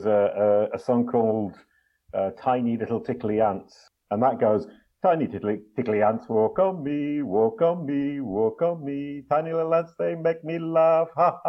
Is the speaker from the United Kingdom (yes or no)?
yes; England, United Kingdom; Actually English.